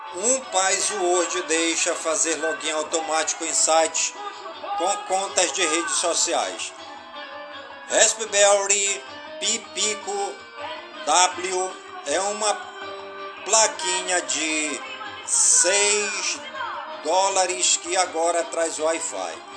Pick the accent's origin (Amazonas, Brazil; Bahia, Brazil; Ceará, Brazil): Amazonas, Brazil; Careiro da Várzea; em todas as comunidades do Cariro da Vásia, minha cidade natal